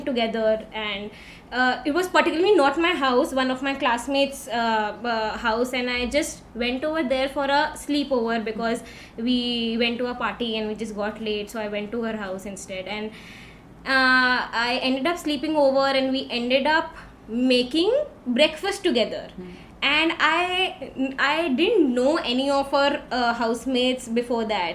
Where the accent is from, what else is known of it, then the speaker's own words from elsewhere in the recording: Delhi, India; moved away as an adult; also born or lived in Mumbai; I've been born and brought up in Delhi